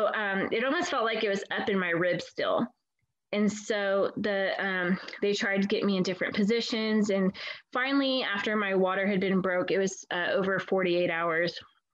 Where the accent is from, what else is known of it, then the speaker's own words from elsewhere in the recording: California, United States; moved away; we're originally from California